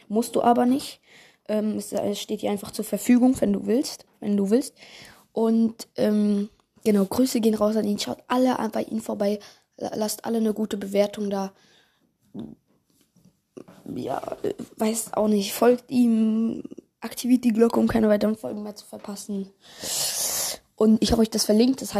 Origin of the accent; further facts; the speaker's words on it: Bern, Switzerland; Und äh, ich komme aus der Schweiz, also Kanton Bern.